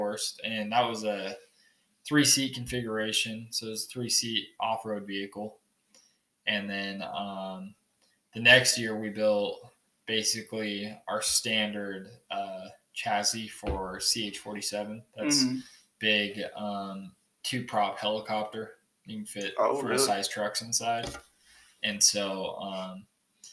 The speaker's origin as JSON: {"language": "English", "town": "Clearfield", "region": "Utah", "country": "United States", "tie": "born or raised there", "said": "I'm from Clearfield, Utah. So just about an hour south of here. Kind of a little bit more suburb area than rural. Mm-hmm. It's a kind of a shithole. I hate it in there. But yeah, I spent all 17 years of my life down there."}